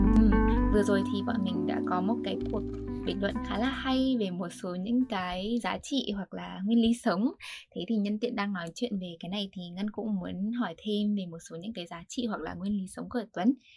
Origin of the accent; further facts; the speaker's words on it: Vietnam; now in United States; mình có background là người Việt Nam và mình là người học sinh học ở Mỹ